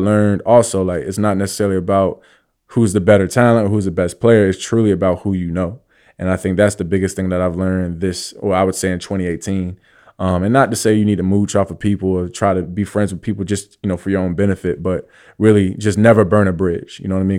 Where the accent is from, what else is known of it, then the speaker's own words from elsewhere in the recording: East Coast, United States; I obviously heard of it, but I'm from the East Coast.